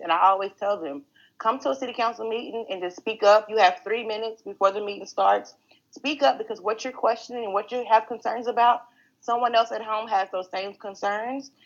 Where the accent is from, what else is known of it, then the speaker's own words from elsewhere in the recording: Greenville, Texas, United States; I'm a native of Greenville, Texas. So growing up in Greenville